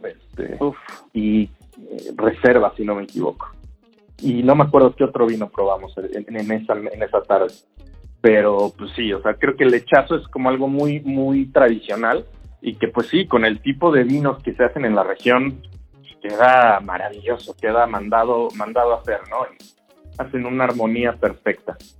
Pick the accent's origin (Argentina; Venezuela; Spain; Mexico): Mexico; en mi país